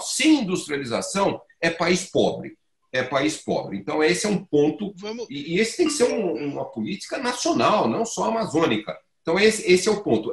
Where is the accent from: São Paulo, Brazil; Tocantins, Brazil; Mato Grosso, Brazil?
São Paulo, Brazil; near; tempo de criança eu cresci num bairro eh, perto de São Paulo que era ali da cooperativa agrícola de Cotia